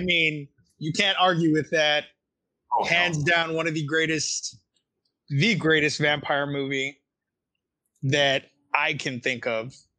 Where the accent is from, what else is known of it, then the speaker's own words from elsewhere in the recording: Texas, United States; I'm from Texas